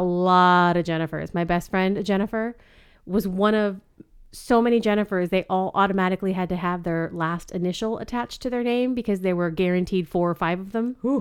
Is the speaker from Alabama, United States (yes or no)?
no; Ventura, California, United States; I was born in Ventura, California